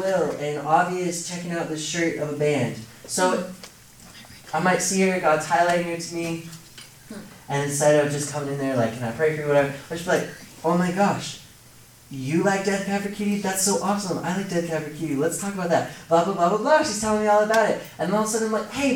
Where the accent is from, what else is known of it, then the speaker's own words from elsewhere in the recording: Seattle, Washington, United States; my hometown of Seattle